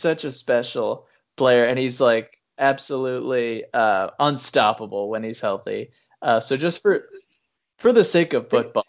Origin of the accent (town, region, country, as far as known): United States